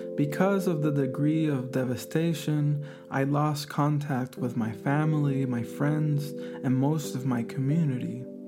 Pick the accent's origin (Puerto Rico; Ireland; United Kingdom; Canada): Puerto Rico; moved away as an adult; now in California, United States; I am from Puerto Rico, a set of islands in the Caribbean that are officially understood as a U.S. territory